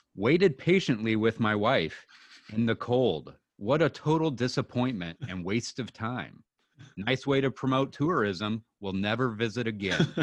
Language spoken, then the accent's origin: English; Pacific Northwest, United States; we're from the Pacific Northwest.